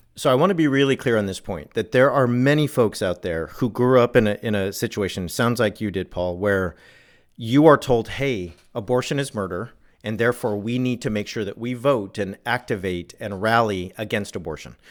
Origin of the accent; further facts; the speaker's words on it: Southern California, United States; where I grew up in Southern California